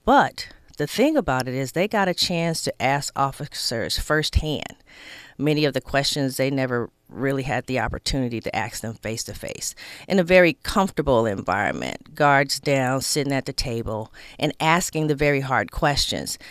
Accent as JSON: {"language": "English", "town": "Inglewood", "region": "California", "country": "United States", "tie": "born or raised there", "said": "I grew up in Inglewood"}